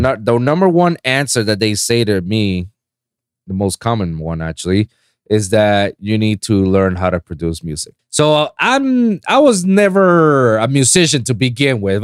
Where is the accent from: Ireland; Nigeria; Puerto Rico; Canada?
Puerto Rico; English is a second language; moved away as an adult; now in Florida, United States; I'm a fake Floridian too, you know, because I'm from Puerto Rico